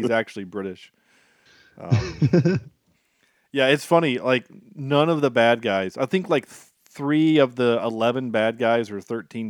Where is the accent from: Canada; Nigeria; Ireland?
Ireland; I am Irish, mm-hmm.